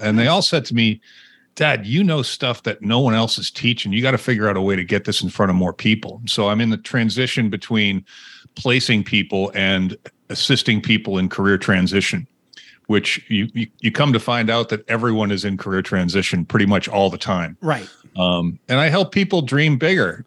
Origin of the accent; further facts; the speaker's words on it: Winchester, Massachusetts, United States; I grew up outside of Boston, Massachusetts, in a town called mm-hmm. Winchester